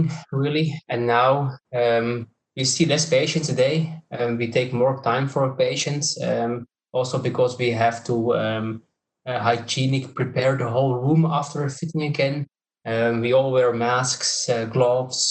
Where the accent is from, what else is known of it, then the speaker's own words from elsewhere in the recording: Belgium; I'm coming from Belgium